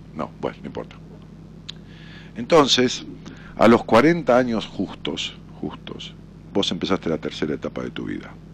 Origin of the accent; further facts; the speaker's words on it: Ramos Mejía, Buenos Aires Province, Argentina; moved away as an adult; now in Buenos Aires, Argentina; yo me fui de mi pueblo de Ramos Mejía